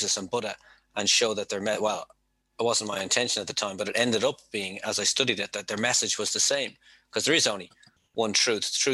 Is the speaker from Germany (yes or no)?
no; Dublin, Leinster, Ireland; moved away as an adult; also born or lived in Mount Merrion / Tokyo; I'm from Dublin. I'm from Dublin. Rathfarnham is where I grew up, but I lived in Mount Merion with my grandmother for many years